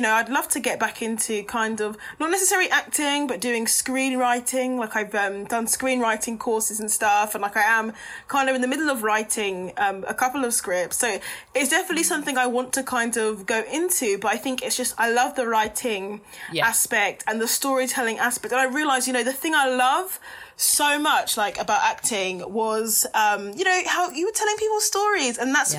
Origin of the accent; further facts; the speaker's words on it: Luton, East of England, United Kingdom; I'm from Luton Town.